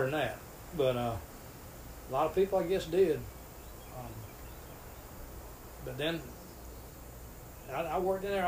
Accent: Greenwood, South Carolina, United States; also born or lived in Belmead; I grew up in the mill village. Daddy worked for Greenwood Mills, and I grew up in Durst and Matthews Mill Village

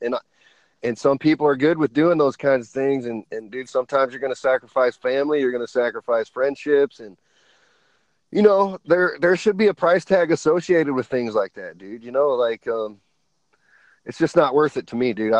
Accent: Elkhart, Indiana, United States; here in my hometown

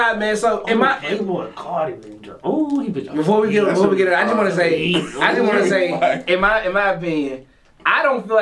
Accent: Atlanta, Georgia, United States; I'm from East Atlanta.

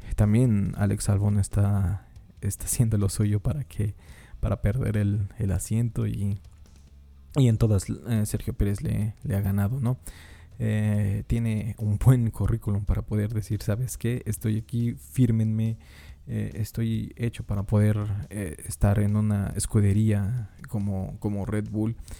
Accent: Mexico; yo como mexicano

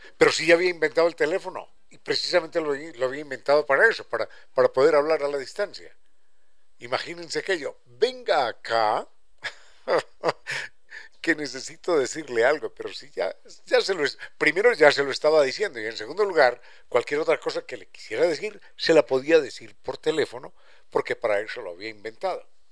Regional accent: Quito, Pichincha, Ecuador

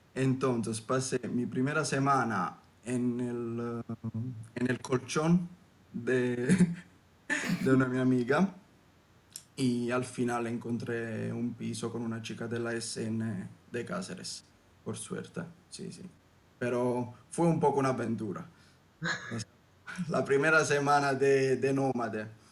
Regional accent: Southern Italy, Italy; Spanish is a second language; yo vengo desde el sur de Italia

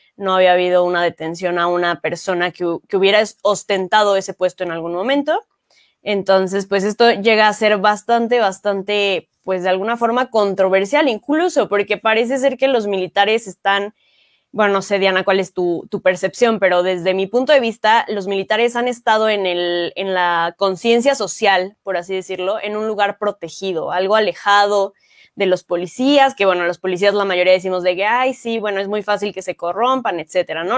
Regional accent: Mexico; nosotros como mexicanos y mexicanas

